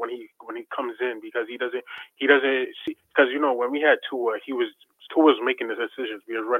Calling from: Brooklyn, New York, United States; Brooklyn, New York.

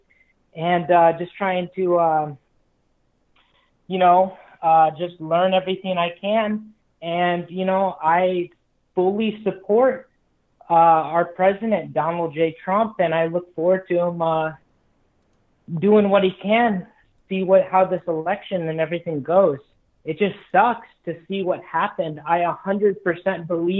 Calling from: Los Angeles, California, United States; I'm calling from Los Angeles, Liberalfornia.

